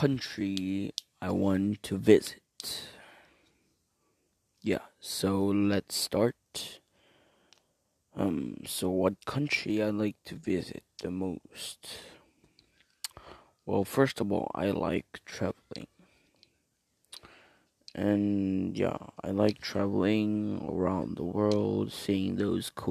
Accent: China; also born or lived in Korea; I was born in Korea, but I left Korea when I was about 6 years old. So clearly, China is my homeland.

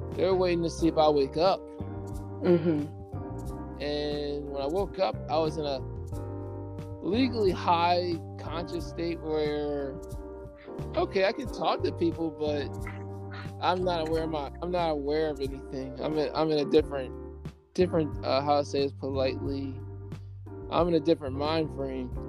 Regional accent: Coatesville, Pennsylvania, United States; also born or lived in Lancaster, Pennsylvania; I'm a native of Coastal Pennsylvania. I was born in Brandywine Hospital. I was in, enrolled in the school district of Coatesville area until 2001 when my mom decided to move to Lancaster

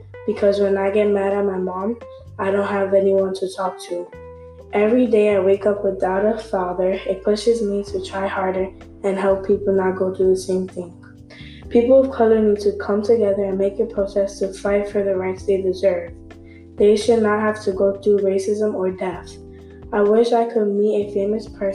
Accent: New York City, New York, United States; I grew up in the Bronx with my sister and my mom

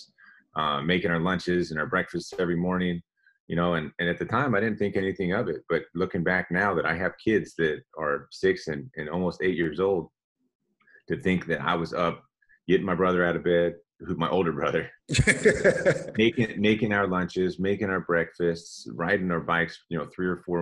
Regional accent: San Leandro, California, United States; I grew up in the Bay Area in the East Bay, actually, right south of Oakland, a city called San Leandro.

